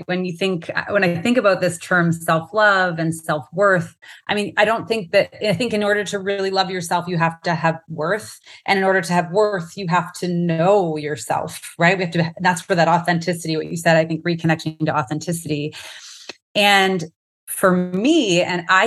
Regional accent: Canada; now in Phoenix, United States; I am a Canadian, but also American now. I live in the US. In the Phoenix area, but Canada is my heart for sure.

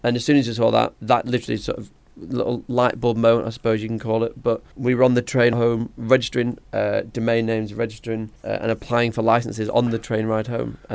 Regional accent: Blackpool, North West England, United Kingdom; moved away as an adult; now in Manchester, United Kingdom; I grew up in Blackpool.

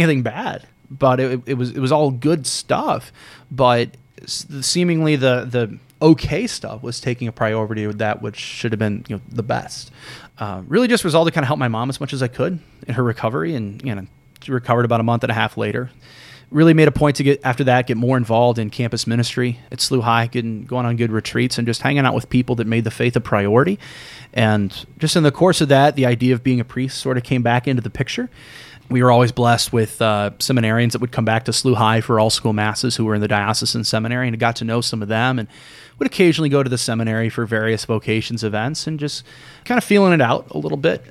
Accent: St. Louis, Missouri, United States; grew up in North County in Saint Ferdinand Parish

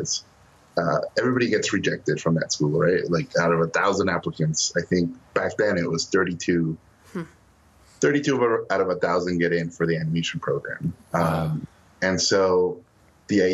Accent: Mexico City, Mexico; moved away; I was born in Mexico City

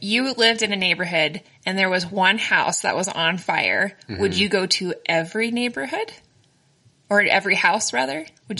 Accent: United States; I'm an American.

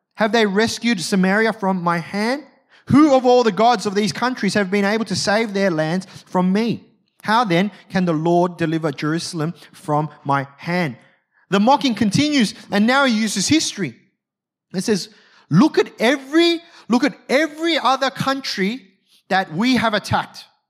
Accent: Australia

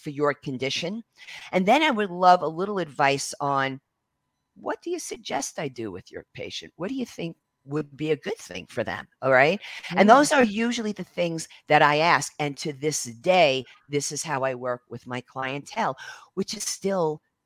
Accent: New York City, New York, United States; being American Italian, being from Brooklyn

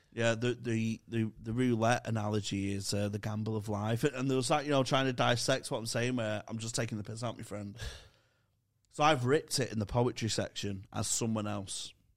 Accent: Manchester, North West England, United Kingdom; accent: Manc; my Manc accent

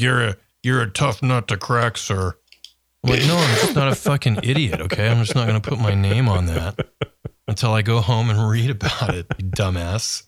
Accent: Austin, Texas, United States; when I was born in Austin way back in the early seventies, that part of town was where my parents lived. And, you know, so we lived in a house over there.

